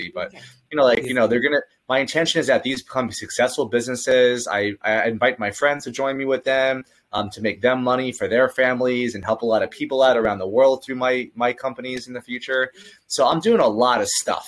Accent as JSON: {"language": "English", "region": "California", "country": "United States", "said": "I'm actually from California"}